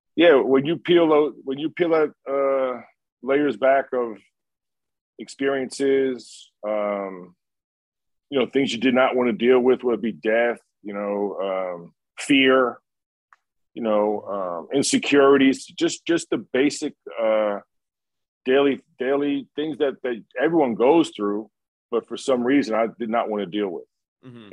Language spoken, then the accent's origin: English; New York, United States; growing up in New York